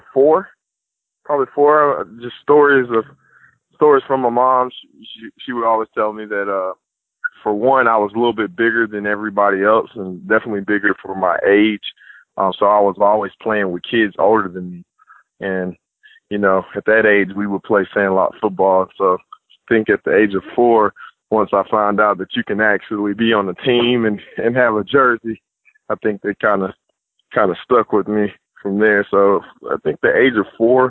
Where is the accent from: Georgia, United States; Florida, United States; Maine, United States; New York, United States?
Georgia, United States; Austell; I'm from Georgia originally, born at Austell